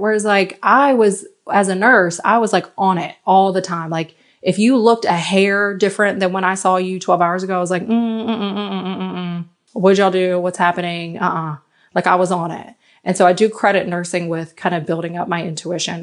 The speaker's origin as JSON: {"language": "English", "country": "United States", "moved": "as an adult", "lives_now": "France", "said": "I'm American"}